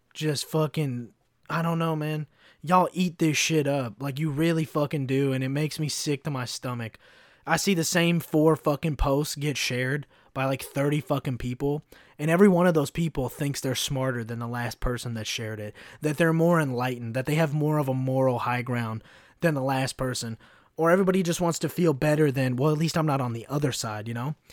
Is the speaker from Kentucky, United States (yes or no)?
yes; Kentucky, United States; moved away; also born or lived in Chicago; growing up in Kentucky, I saw, like, the, the really shitty, like, like, the f-, like, K K K flyers in my fucking hometown.